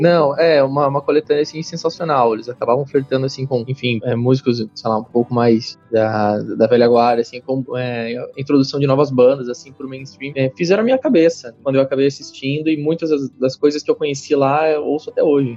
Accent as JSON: {"language": "Portuguese", "region": "Santa Catarina", "country": "Brazil", "also_born_or_lived": "Dublin", "moved": "as an adult", "lives_now": "São Paulo, Brazil", "said": "Eu, assim como o Denis, sou, sou catarinense"}